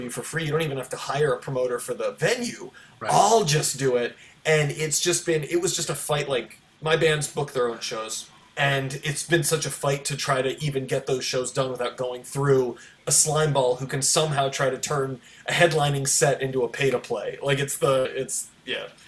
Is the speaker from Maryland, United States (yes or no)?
yes; Baltimore, Maryland, United States; my hometown of baltimore